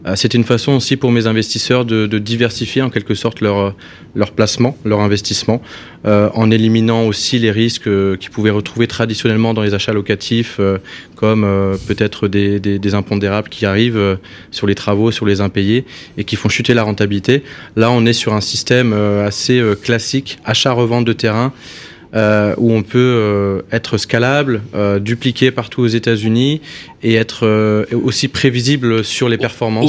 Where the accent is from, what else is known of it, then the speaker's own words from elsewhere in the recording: north of France, France; moved away as an adult; also born or lived in Miami; now in United States; je viens du nord de la France